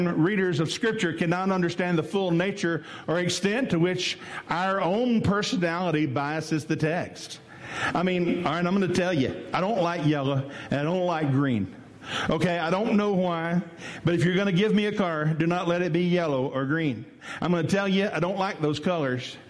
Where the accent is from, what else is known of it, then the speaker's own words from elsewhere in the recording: West Tennessee, United States; I'm from West Tennessee. I ain't quite used to that yet. You know, in West Tennessee, we don't do that.